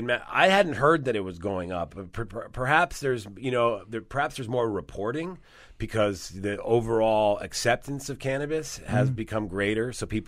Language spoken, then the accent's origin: English; Rome, Lazio, Italy; born there; I was born in Italy, yes.